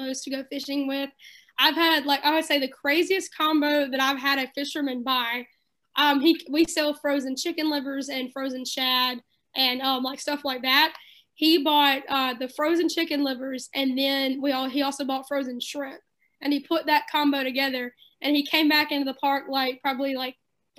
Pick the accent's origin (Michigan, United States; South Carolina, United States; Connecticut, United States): South Carolina, United States; also born or lived in Columbia, South Carolina / Great Falls, South Carolina; I grew up on the lake. I've been a local for 20 years. I was born in the Columbia area, and I spent like first grade and second grade over in Great Falls, and then we moved over here, and I've been here ever since